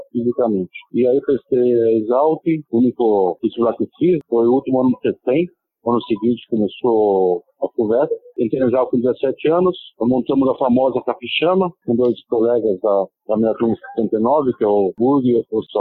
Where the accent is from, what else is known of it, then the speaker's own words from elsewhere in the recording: Angatuba, São Paulo, Brazil; moved away as an adult; also born or lived in Rio Grande do Sul / Mato Grosso / Paraná / Mato Grosso do Sul; now in Piracicaba, Brazil; Eu sou natural de Angatuba, sul de São Paulo.